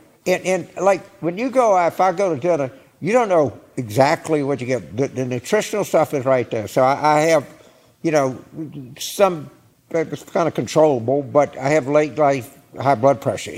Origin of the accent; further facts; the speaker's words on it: Louisiana, United States; Because I'm from Louisiana, I think food should taste good.